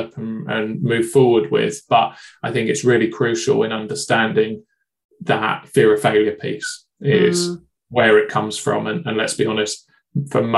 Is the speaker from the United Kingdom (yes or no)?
yes; United Kingdom; being British